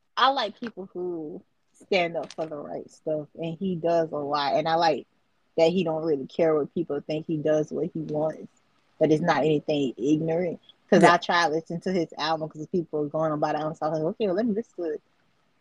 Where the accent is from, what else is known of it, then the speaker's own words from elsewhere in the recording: United States; I'm American and I'm country